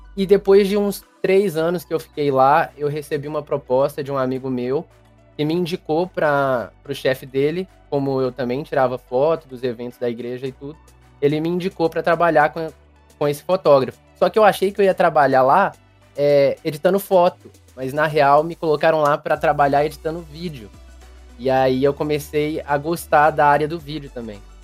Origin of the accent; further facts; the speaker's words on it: Belo Horizonte, Minas Gerais, Brazil; Eu sou de Belo Horizonte, Minas Gerais.